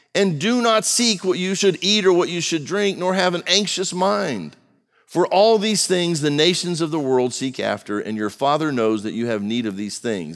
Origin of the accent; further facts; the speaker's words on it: United States; I was born in America